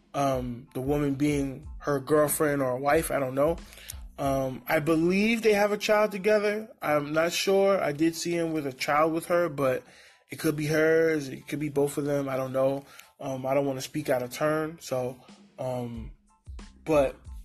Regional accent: New York City, New York, United States; also born or lived in Honduras; now in San Diego, United States; I'm from the East Coast. I'm from Brooklyn.

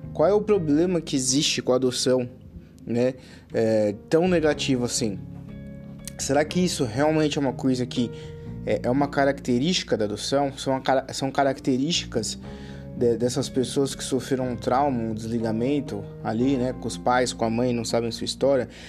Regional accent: Brazil; por mais que eu tenha nascido no Brasil

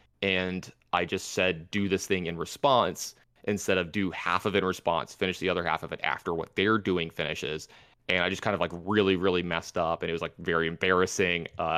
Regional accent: the South, United States; something in general, y'all, you know, because I'm from the South.

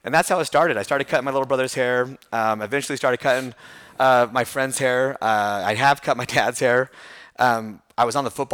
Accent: Temecula, California, United States; moved away as an adult; also born or lived in Buffalo, New York; I grew up in Temecula, California, which is Southern California

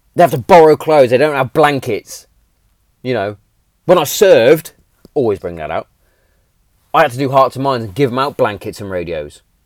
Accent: Hereford, West Midlands, United Kingdom; Hereford's in England, and I was born in England. I'm English

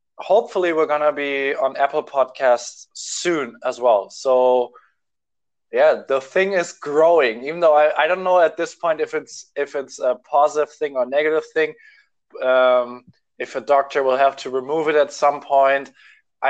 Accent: Germany; I'm from Germany

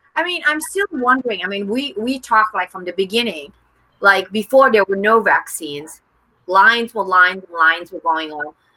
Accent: Jakarta, Indonesia; I was born in Jakarta

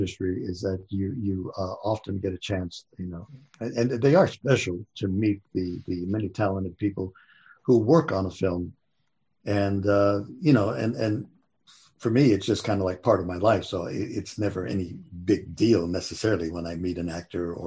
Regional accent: Santa Barbara, California, United States; when I was a kid growing up in Santa Barbara

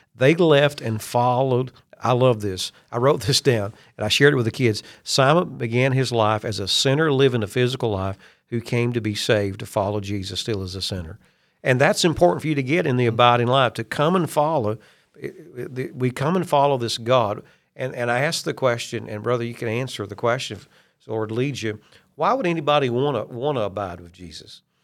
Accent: Kentucky, United States; I'm from Kentucky.

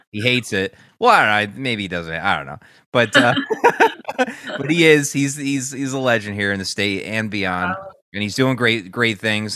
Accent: Newtown, Connecticut, United States; my hometown, Newtown, Connecticut

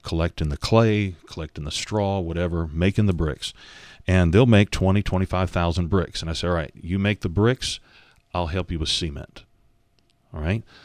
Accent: United States; now in Uganda; we come from American mentality

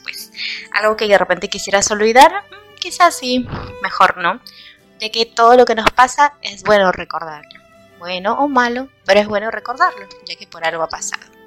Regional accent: Peru; aquí en, en mi país

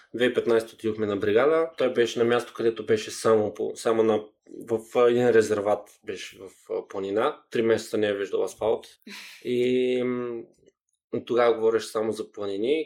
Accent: Gabrovo, Gabrovo Province, Bulgaria; moved away; also born or lived in Spain; аз съм израснал в Гаврово

